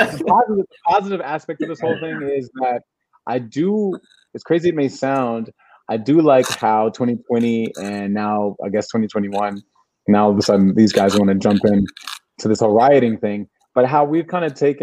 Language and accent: English; United States